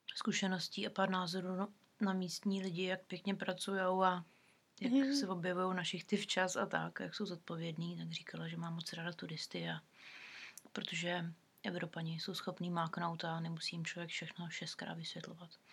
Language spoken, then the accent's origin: Czech; Czechia; moved away as an adult; now in New Zealand; jsme z Česka